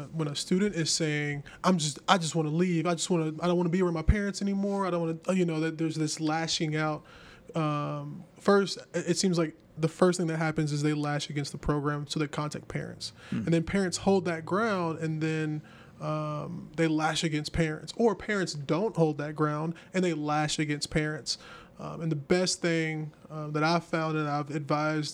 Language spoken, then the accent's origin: English; the South, United States; I'm from the South